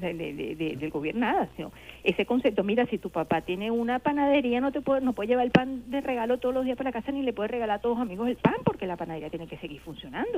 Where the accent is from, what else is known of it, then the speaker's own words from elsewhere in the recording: Venezuela; uno quiere su país